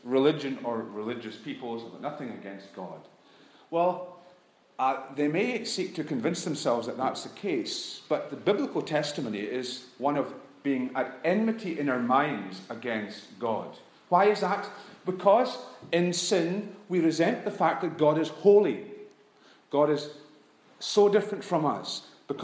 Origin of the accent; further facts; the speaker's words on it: United Kingdom; we're guilty in the British church